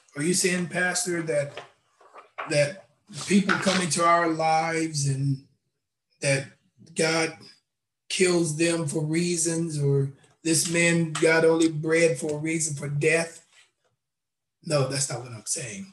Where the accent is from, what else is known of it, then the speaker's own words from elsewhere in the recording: Knoxville, Tennessee, United States; I was uh, born in Knoxville, Tennessee